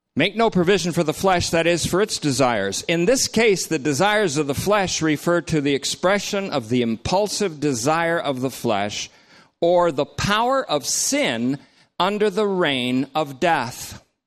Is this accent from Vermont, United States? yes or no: yes; North Bennington, Vermont, United States; I grew up in North Bennington.